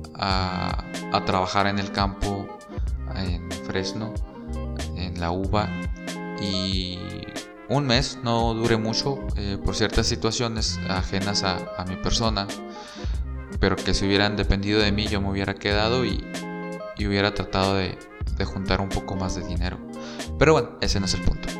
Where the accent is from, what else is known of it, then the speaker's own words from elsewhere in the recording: San Luis Río Colorado, Sonora, Mexico; moved away as an adult; also born or lived in Mexicali; yo también soy de San Luis Río Colorado y estudié como foráneo en Mexicali